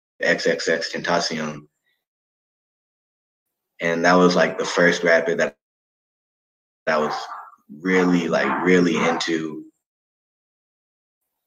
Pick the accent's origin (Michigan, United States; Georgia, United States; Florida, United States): Georgia, United States; Atlanta; now in California, United States; from Atlanta